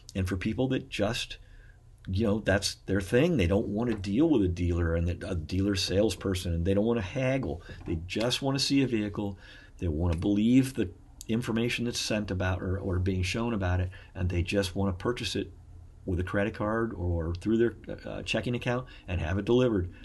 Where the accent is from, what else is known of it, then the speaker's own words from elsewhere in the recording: Beavercreek, Ohio, United States; I'm actually from Beaver Creek, as well as my wife. We were pretty much born and raised there